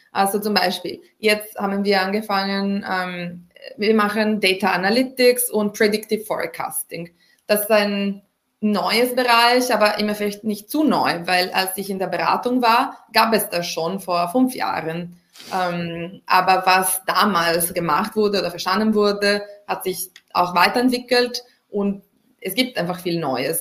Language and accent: German; Italy; moved away; ich komme ursprünglich aus Italien